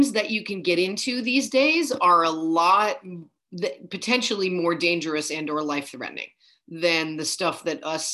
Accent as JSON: {"language": "English", "town": "New York City", "region": "New York", "country": "United States", "tie": "born or raised there", "said": "growing up in New York City"}